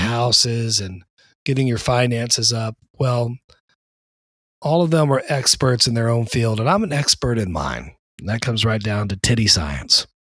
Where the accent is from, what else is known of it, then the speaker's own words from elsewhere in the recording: the South, United States; accent: southern; now in East Coast, United States; I was born and raised in the South, right underneath the Bible Belt.